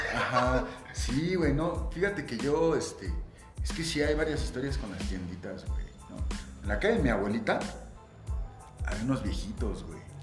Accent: Mexico City, Mexico; en la Agrícola Oriental, esa es la colonia. Sí, bueno, Dice la historia que nací en una clínica, en un hospital, en la colonia Roma

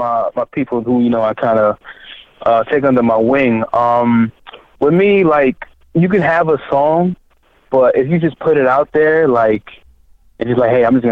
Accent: Miami, Florida, United States; also born or lived in Haiti; physically born in Haiti, but raised in, you know, city of Miami.

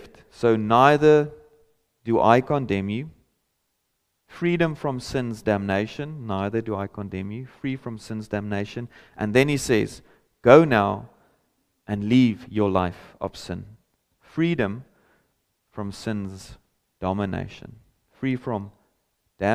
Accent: South Africa; first language Afrikaans; English is a second language

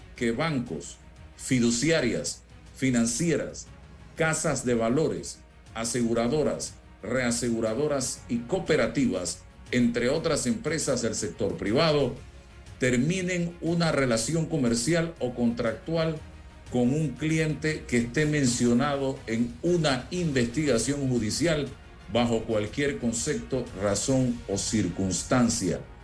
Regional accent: Panama; como panameño

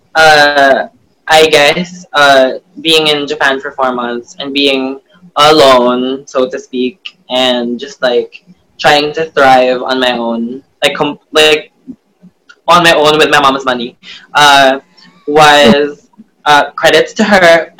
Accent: Philippines

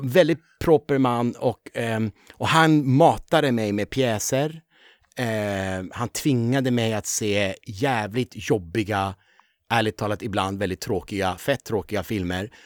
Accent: Upplands Väsby, Stockholm County, Sweden; also born or lived in Tehran, Iran; jag växte också väldigt, med väldigt många finnar. Mm. Eh, Väsby är ju en sån där väldigt många eh, fin, ja. finnar kom

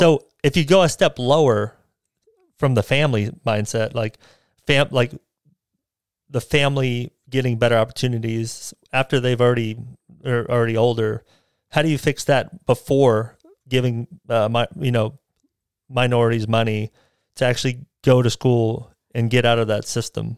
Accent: United States; I'm American. I was born here, so I'm an American.

